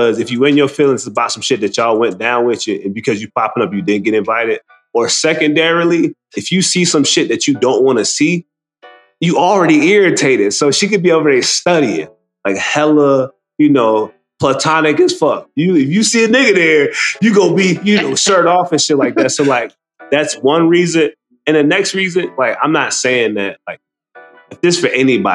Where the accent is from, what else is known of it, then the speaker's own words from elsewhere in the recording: United States; we're American